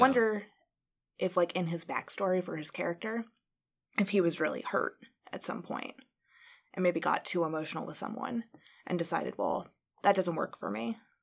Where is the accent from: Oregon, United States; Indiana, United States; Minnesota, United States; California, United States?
Indiana, United States; I grew up in Indiana